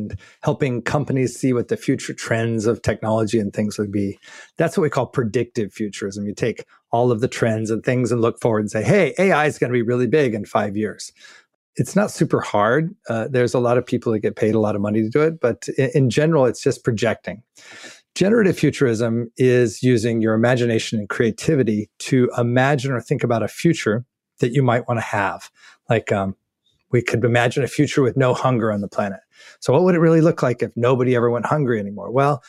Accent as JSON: {"language": "English", "region": "New Mexico", "country": "United States", "tie": "born or raised there", "also_born_or_lived": "Albuquerque, New Mexico / Los Angeles / Germany", "moved": "as an adult", "lives_now": "Netherlands", "said": "I grew up in New Mexico"}